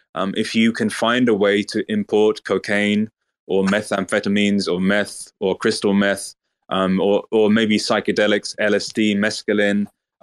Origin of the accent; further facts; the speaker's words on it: Lagos, Nigeria; accent: Oxford English; also born or lived in United Kingdom; Yeah, I'm from Lagos, Nigeria, but I was raised in the UK for 1 year. But when I came back to Nigeria to live with my father, he said, don't develop a Nigerian accent